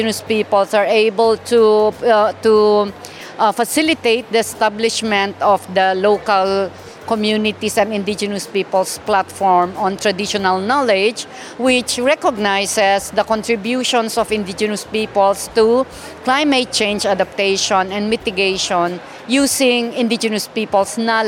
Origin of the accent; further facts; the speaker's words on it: Kankanaey, Cordillera Administrative Region, Philippines; I am a Kankanae from the Philippines